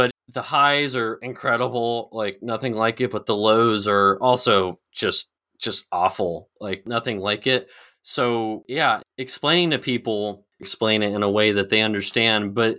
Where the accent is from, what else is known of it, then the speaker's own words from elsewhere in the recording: California, United States; I grew up in California, studied business law in Arizona, Arizona State, played water polo.